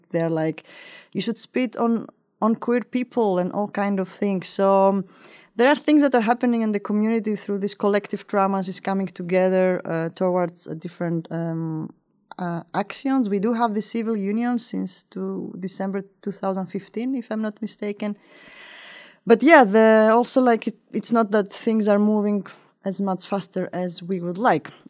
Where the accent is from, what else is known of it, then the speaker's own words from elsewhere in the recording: Crete, Greece; English is a second language; now in Riga, Latvia; uh, I'm originally from Greece. I was raised and grew up in uh, in the southwest city of Europe uh, called I- It's in this big island called Creta.